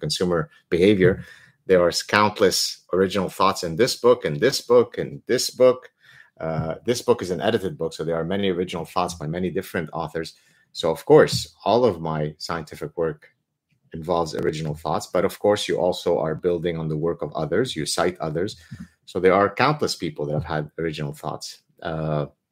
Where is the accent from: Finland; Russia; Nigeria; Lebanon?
Lebanon; I am from Lebanon.